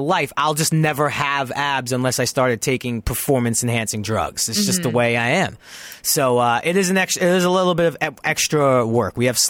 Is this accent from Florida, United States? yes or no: no; New York City, New York, United States; moved away as an adult; also born or lived in Toluca Lake, Los Angeles; now in Los Angeles, United States; I'm Italian from Brooklyn